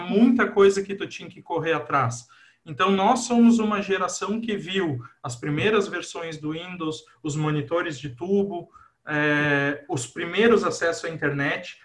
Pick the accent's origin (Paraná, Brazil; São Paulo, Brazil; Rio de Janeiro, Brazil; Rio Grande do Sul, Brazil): Rio Grande do Sul, Brazil; Cristiumal; moved away as an adult; also born or lived in Carlos Barbosa / Horizontina / Santa Maria; now in Lajeado, Brazil; sou natural de Carlos Barbosa, mas morei boa parte da infância e da adolescência em Cristiumal